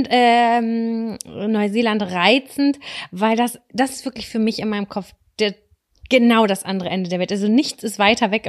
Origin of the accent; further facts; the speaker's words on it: Hamburg, Germany; Und dann haben wir gesagt, wir kommen aus Hamburg, aber immer wenn wir, wenn wir in Lübeck sind, dann gehen wir hier Pizza essen.